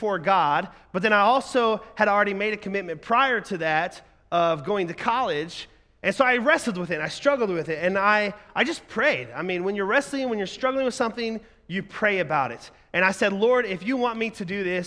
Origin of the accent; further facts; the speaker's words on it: Oklahoma, United States; moved away as an adult; also born or lived in Ohio; I'm a 19-year-old, I'm moving from Oklahoma 13 hours to Ohio where I don't know anybody